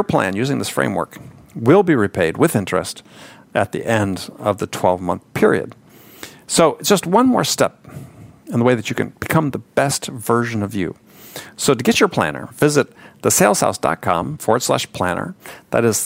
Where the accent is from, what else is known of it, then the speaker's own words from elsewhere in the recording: San Diego, California, United States; San Diego-based company, as many of you know, my hometown